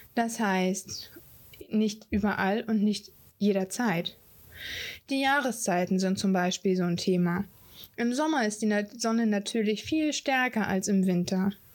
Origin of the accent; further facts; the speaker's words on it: Hamburg, Germany; Ich bin ein Nordkind, ich bin ein Hamburger Dern